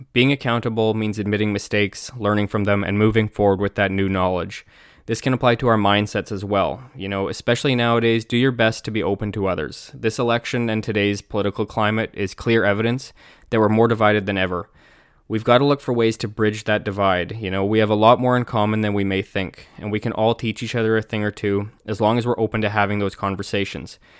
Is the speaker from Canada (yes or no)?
yes; Canada; I'm Canadian